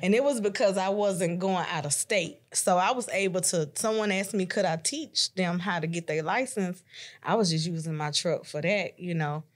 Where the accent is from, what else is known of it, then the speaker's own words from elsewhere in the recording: Chattanooga, Tennessee, United States; I'm from Chattanooga, Tennessee